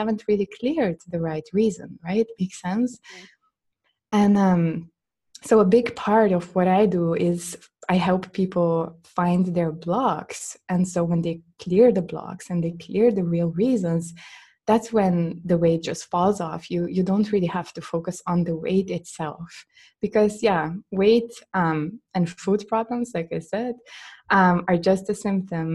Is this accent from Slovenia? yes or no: yes; Slovenia; in Slovenian language, in my home country language